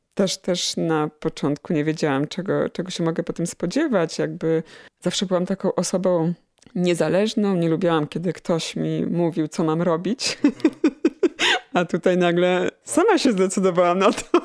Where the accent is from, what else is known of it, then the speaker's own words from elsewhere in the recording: Chełmiec, Lesser Poland, Poland; moved away as an adult; also born or lived in Kraków; now in Radków, Poland; wychowałam się w, pod Nowym Sączem w Chemcu